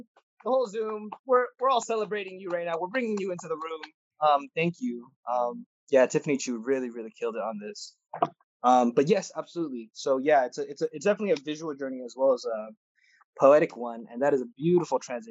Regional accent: California, United States; how blessed I am to have grown up and lived here

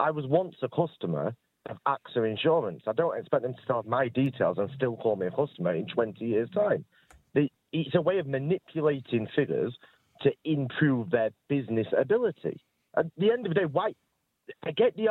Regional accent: United Kingdom; obviously I'm British

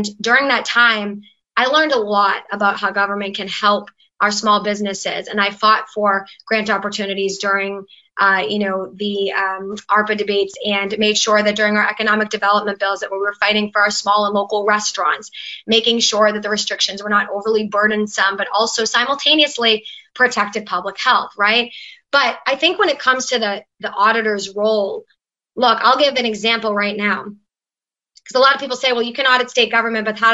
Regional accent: Merrimack Valley, Massachusetts, United States; I come from the Merrimack Valley and my district in the Senate borders New Hampshire

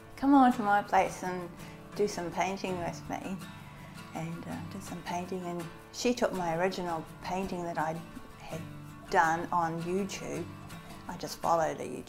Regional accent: Christchurch, Canterbury, New Zealand; also born or lived in Reefton; I was born in Christchurch, and I've lived here until I was, age. I lived here for ages

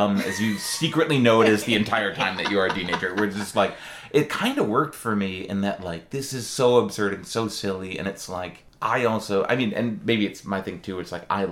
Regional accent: Midwest, United States; moved away as an adult; now in Austin, United States; I'm from the Midwest where it's like it's only squirrels

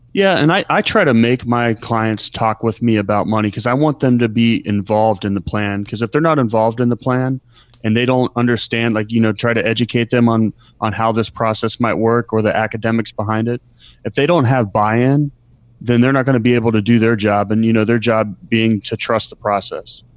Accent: Columbus, Ohio, United States; moved away; I was born in Columbus, Ohio

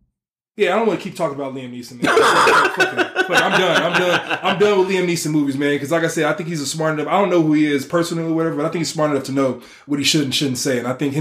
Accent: Nigeria; if I'm from West Africa, because I'm Nigerian

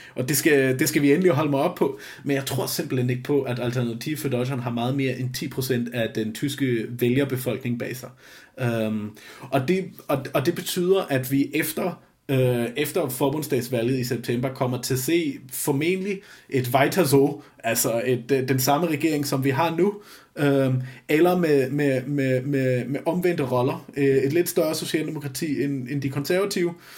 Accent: Flensburg, Schleswig-Holstein, Germany; now in Denmark; jeg er født og opvokset i Flensborg lige syd for grænsen

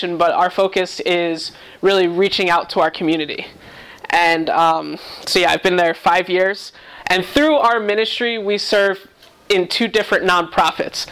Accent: New York, United States; moved away as an adult; also born or lived in Massachusetts; now in Cleveland, United States; I was born and raised in New York

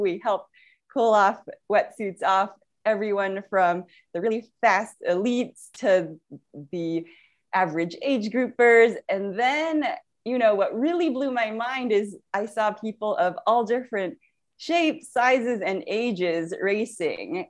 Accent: San Francisco Bay Area, California, United States; I grew up in the San Francisco Bay Area

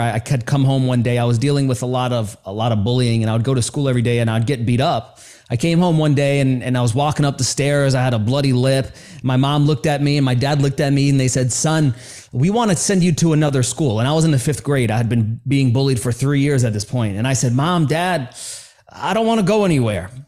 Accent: New York City, New York, United States; I grew up in New York City

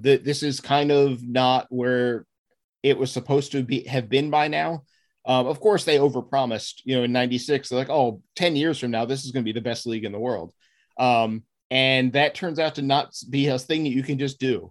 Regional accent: Maryland suburbs of DC, United States; I was born and raised in the Maryland suburbs, uh, just outside of DC, and that's where I still live

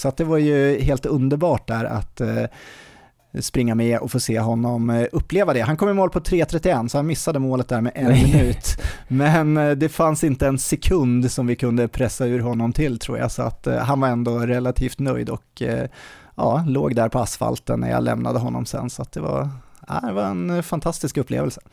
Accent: Uppsala, Uppsala County, Sweden; min hemstad här

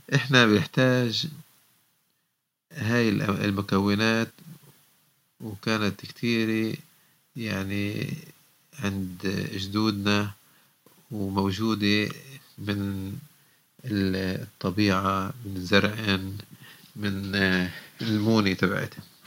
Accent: Lebanon; إحنا ربينا بلبنان

